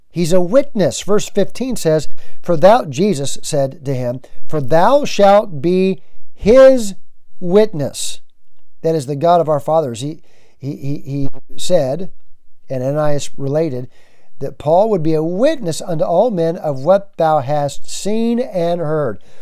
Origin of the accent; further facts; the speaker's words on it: United States; also born or lived in Nashville, Tennessee (lives near); I'm an American